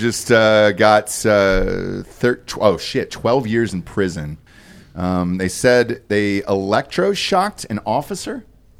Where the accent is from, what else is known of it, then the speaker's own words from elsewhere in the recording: Georgia, United States; I'm from Georgia